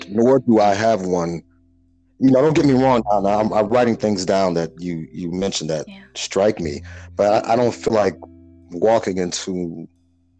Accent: Chicago, Illinois, United States; I was born and raised in Chicago, so I'm a Midwest lad

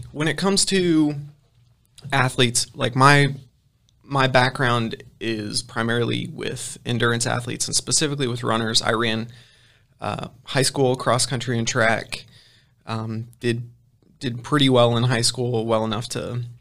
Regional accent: Ohio, United States; also born or lived in Philippines; So, I'm originally from Ohio. Um, my parents were missionaries, so when I was six, they packed us all up and we moved to the Philippines, and I lived there for uh, three years.

